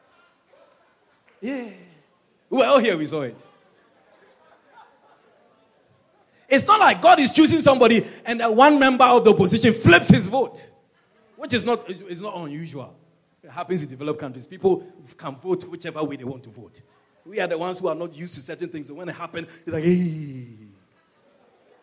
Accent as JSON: {"language": "English", "region": "Ashanti", "country": "Ghana", "also_born_or_lived": "Europe", "moved": "yes", "said": "I wasn't born here. I was born in Ghana. I'm from the Ashanti region. And I migrated to Europe"}